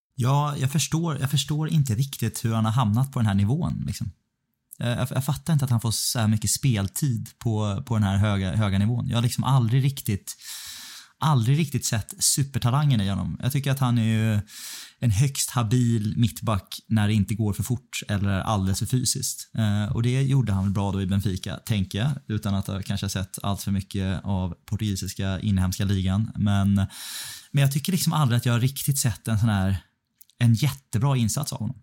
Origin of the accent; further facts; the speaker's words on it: Stockholm, Stockholm County, Sweden; moved away; här hemma i Stockholm